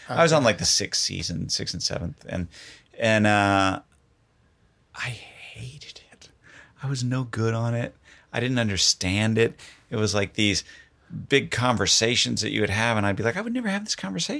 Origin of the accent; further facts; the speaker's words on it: Florida, United States; moved away; I grew up in Florida.